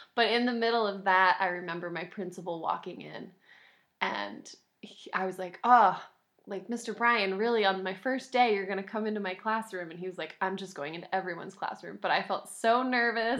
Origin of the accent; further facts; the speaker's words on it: Concord, New Hampshire, United States; moved away as an adult; also born or lived in North Carolina; Saint Paul's School in Concord, New Hampshire, um, my hometown